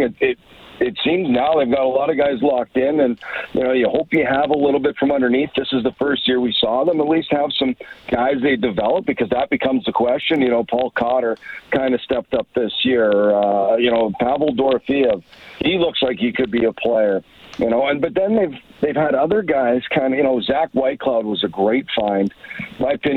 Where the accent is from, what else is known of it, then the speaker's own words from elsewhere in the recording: Neepawa, Manitoba, Canada; moved away; I grew up in Neepawa, Manitoba, 45 minutes away from Brandon